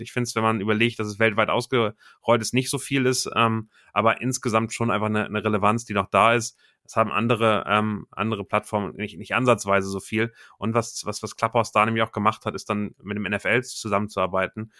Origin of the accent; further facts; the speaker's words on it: Hamburg, Germany; komme aus Hamburg